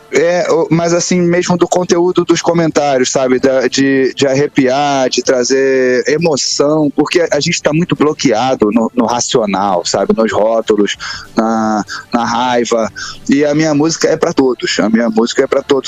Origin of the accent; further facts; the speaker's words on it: Brazil; nós somos brasileiros.